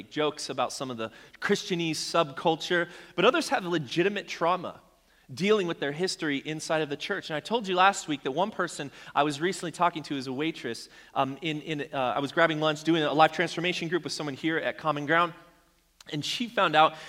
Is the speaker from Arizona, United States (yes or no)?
yes; Arizona, United States; I grew up in Arizona